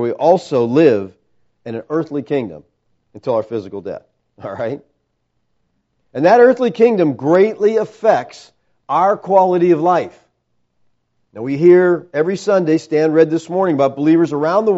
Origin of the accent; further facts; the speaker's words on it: United States; I'm a Christian first and an American second